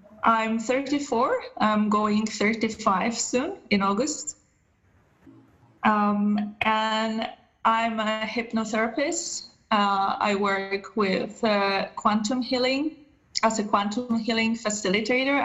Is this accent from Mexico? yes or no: no; Poland; moved away as an adult; now in Germany; I'm originally from Poland.